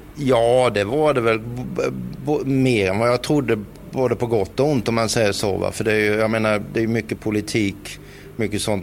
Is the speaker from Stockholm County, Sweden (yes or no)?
no; Växjö, Kronoberg County, Sweden; Vi var ju rätt många hemma i Växjö som körde då gokart